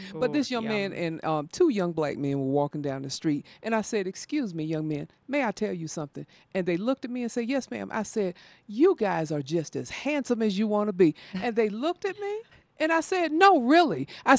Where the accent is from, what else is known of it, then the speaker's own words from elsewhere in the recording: the South, United States; now in Denver, United States; I'm from the South